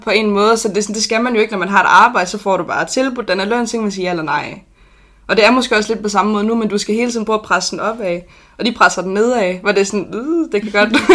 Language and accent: Danish; Odense, Southern Denmark, Denmark; født og opvokset i Odense